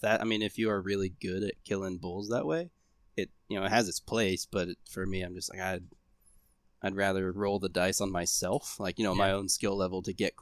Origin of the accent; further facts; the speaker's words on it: Ohio, United States; I mean, shit, I came from Ohio.